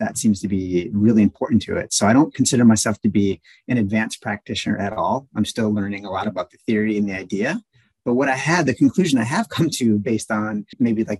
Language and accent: English; Wisconsin, United States; moved away as an adult; I'm from Wisconsin. So I originally came from there